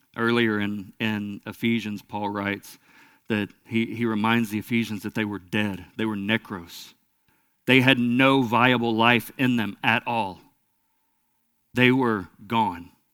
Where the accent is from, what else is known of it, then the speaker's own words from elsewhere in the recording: Lone Oak, United States; I was raised in Lone Oak, which is a small town not far from here